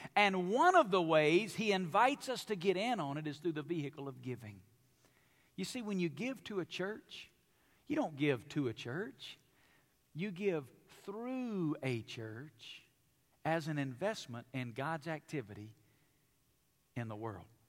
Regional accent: Alabama, United States; now in Las Vegas, United States; I grew up in Alabama

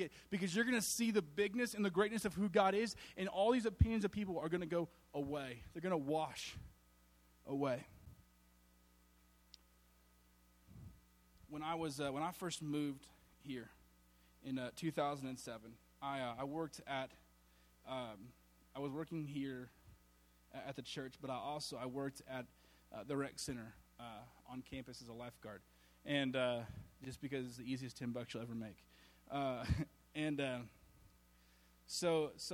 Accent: Alabama, United States; I was from Alabama. And so I still am.

